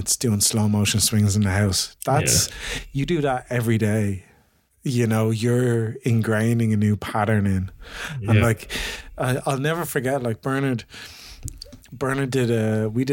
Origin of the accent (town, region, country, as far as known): Ireland